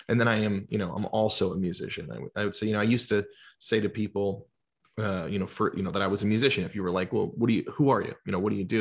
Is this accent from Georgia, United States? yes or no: yes; Georgia, United States; also born or lived in New Jersey; I'm from New Jersey originally. I, I grew up in Georgia, but I lived in New Jersey, um, when I was a little kid